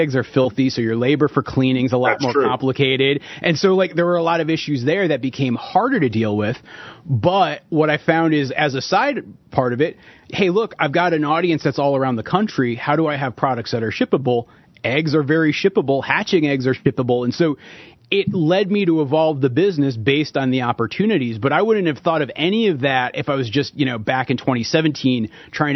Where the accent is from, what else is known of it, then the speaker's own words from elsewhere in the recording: New England, United States; moved away as an adult; now in Peacham, United States; we're both from New England